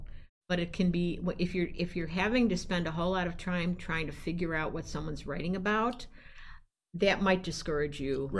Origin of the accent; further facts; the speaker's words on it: Chicago, Illinois, United States; I grew up in Chicago. I rode the L and the subway my whole life.